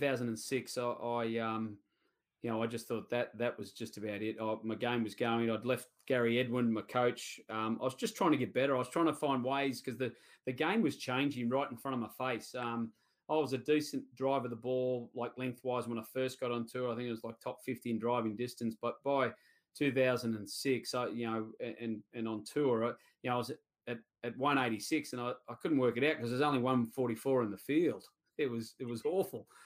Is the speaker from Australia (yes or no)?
yes; Sydney, New South Wales, Australia; I grew up at Cumberland